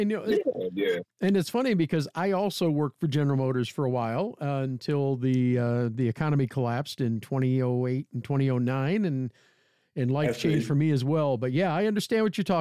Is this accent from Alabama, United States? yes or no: no; Bay City, Michigan, United States; I grew up in the South End. I graduated from Bay City Central